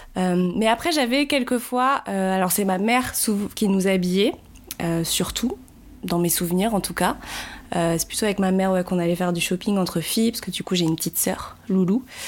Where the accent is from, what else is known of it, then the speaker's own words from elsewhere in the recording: Paris, Île-de-France, France; je vis à Paris, je suis née à Paris